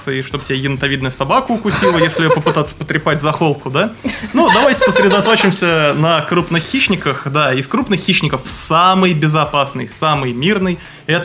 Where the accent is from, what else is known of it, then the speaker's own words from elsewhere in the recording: Moscow, Russia; now in Primorsky Krai, Russia; Нет, я не из Приморья, я приехал из Москвы. В Приморье я живу шестой год.